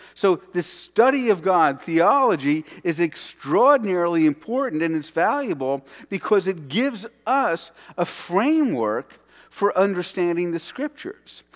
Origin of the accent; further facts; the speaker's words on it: New York City, New York, United States; my childhood and growing up around New York City